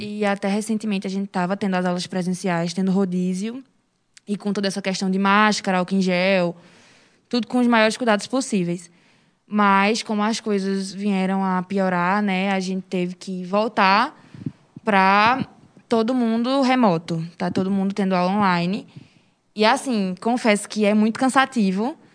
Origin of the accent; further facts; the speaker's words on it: Serra Talhada, Pernambuco, Brazil; moved away; also born or lived in Recife; Eu sou daqui de Serra Talhada, natural de Serra Talhada, mas eu morava em Recife